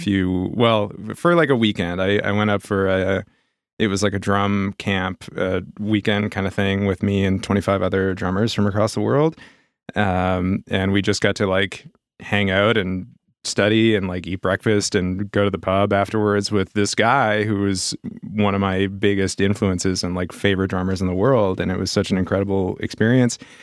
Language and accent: English; Halifax, Nova Scotia, Canada; also born or lived in Brookfield / Montreal; I grew up here in Halifax.